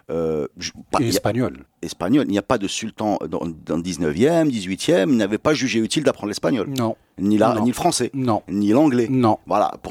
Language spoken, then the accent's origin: French; Casablanca, Casablanca-Settat, Morocco; Et moi, je viens pas d'Orange, je viens de Casa.